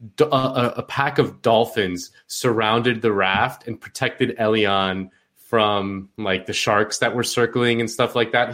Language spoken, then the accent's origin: English; Miami, Florida, United States; I'm from Miami